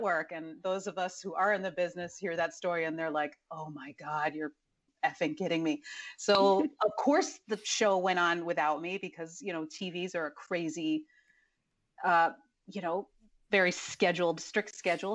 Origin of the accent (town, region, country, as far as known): Dallas, Texas, United States; born or raised there; also born or lived in College Station, Texas / Mexico